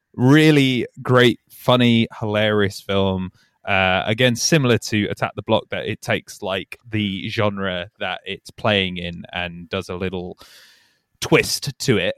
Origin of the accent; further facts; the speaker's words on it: Yorkshire and the Humber, United Kingdom; now in London, United Kingdom; I'm from Yorkshire